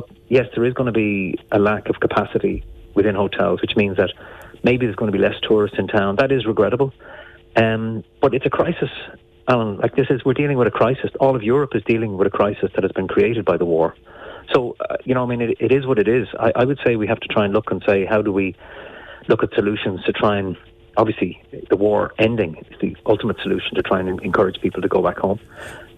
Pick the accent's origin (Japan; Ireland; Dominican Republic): Ireland; Enniscorthy, Leinster; growing up in Enniscorthy was my time spent with the Enniscorthy Steelers in the boys' club